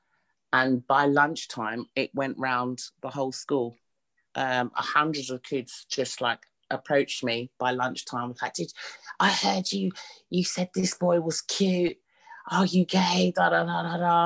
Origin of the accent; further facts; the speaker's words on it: London, United Kingdom; I was born in Mother's Hospital, which is in Hackney, in East London. Born and raised